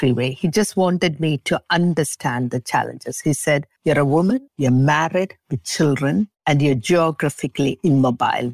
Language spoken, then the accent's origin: English; Singapore; also born or lived in England; now in Montreal, Canada; Though I was born in Singapore, we stuck to these traditional values